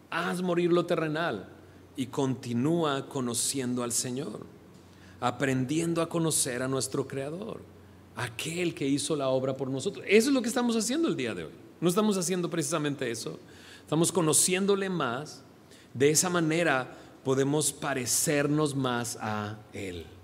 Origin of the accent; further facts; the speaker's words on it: Monterrey, Nuevo León, Mexico; accent: regio; yo soy de acá, de Monterrey, pero pues ya no hablo como regio. Se me acabó el acento. Llevo realmente 22 años fuera de, Monterrey.